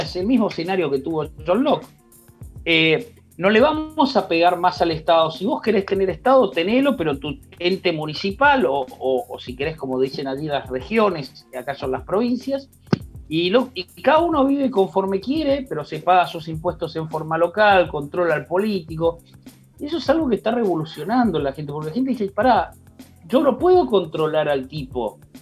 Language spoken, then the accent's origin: Spanish; Argentina